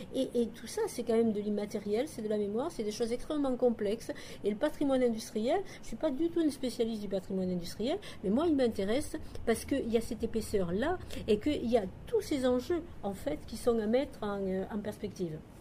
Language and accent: French; the South, south of France, France; accent: southern; je suis euh, du Sud comme vous pouvez l'entendre